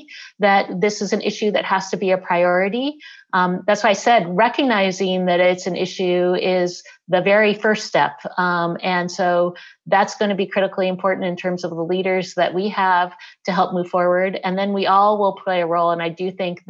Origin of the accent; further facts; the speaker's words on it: Selma, Alabama, United States; moved away; I was born in Selma, Alabama